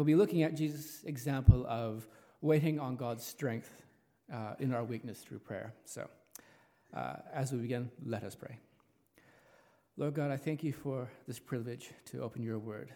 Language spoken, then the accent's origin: English; Los Angeles, California, United States; also born or lived in New Zealand; now in Richmond, New Zealand; As you can tell from my accent, I'm not a local. I originate from Los Angeles, California